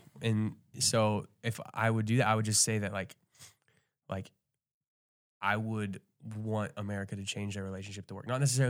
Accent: United States; moved away as an adult; now in Sweden; as an American coming from that kind of perspective

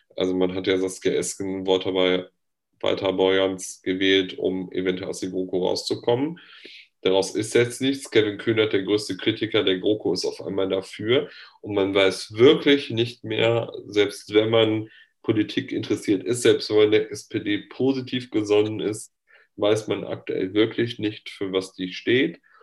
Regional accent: North Rhine-Westphalia, Germany; ich komme ja aus Nordrhein-Westfalen

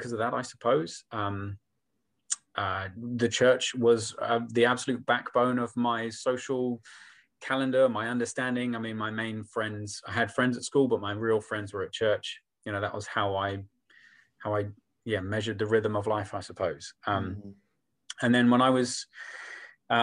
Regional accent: Folkestone, South East England, United Kingdom; moved away as an adult; I was born in England. I was raised in Kent, down in the southeast, and I lived there pretty much from age 5 to about age 28. And that was kind of my world, that church, that town, little town of Folkestone

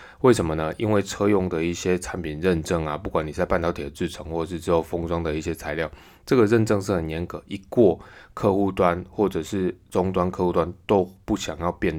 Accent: Taiwan; 那何时会轮到我们台湾人打？

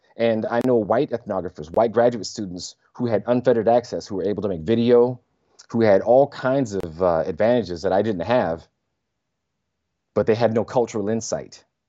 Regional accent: Southern California, United States; I was raised in California, but my sensibilities, Louisiana

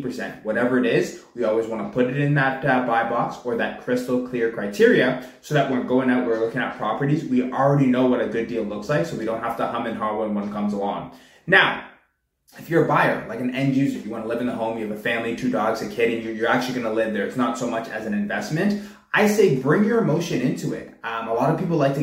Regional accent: Pickering, Ontario, Canada; also born or lived in Whitby; I've been born and raised in the Durham region. Born out in Pickering, I'm out in Whitby now

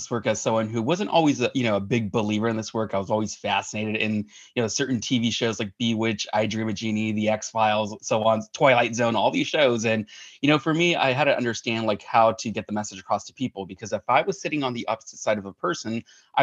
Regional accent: Hacienda Heights, California, United States; also born or lived in Hollywood, California; I was born in Hollywood, California, and we were raised in Hacienda Heights, California

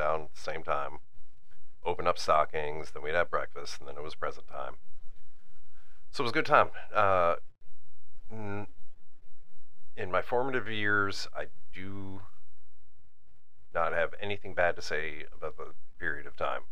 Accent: Northeast, United States; I'm from Northeast

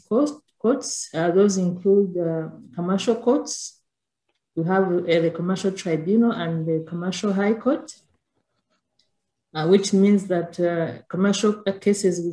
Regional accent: Rwanda; I'm from Rwanda

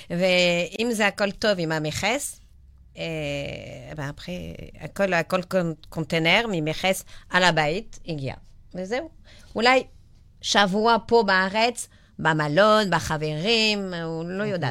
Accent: France; Hebrew is a second language; now in Israel; אני חוזרת מצרפת, וכל המשפחה, אני, אני, אני עשית עלייה אחרי.

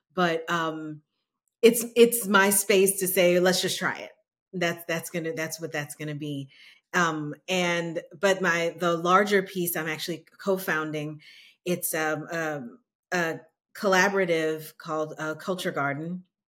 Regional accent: New Orleans, Louisiana, United States; now in Austin, United States; I'm originally from New Orleans

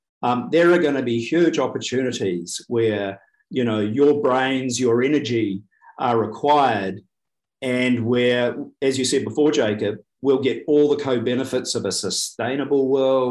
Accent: New Zealand; as a New Zealander

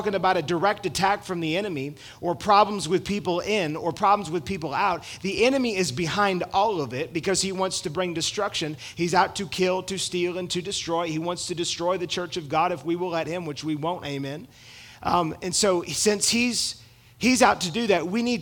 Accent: United States

